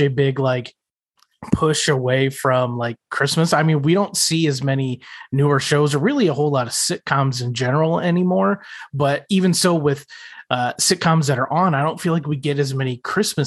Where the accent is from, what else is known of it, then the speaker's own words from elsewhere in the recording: outside of Chicago, Illinois, United States; I grew up outside of Chicago